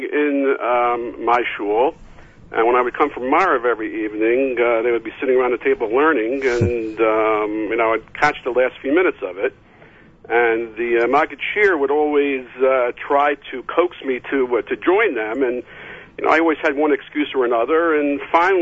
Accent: Philadelphia, Pennsylvania, United States; I grew up in Philadelphia.

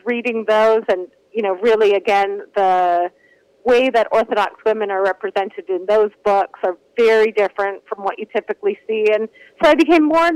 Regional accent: Toronto, Ontario, Canada; I grew up in Toronto, and I grew up in what I call the Jewish bubble of Toronto

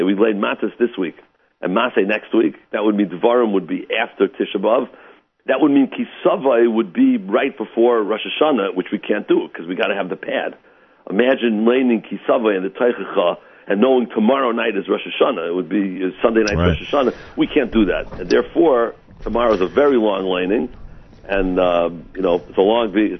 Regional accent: St. Louis, Missouri, United States; moved away; I'm originally from St. Louis

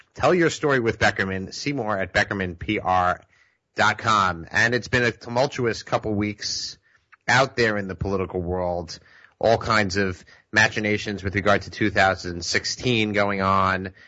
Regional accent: the Five Towns, Long Beach, Oceanside, Island Park, New York, United States; my hometown, the five towns, Long Beach, Oceanside Island Park and the environs

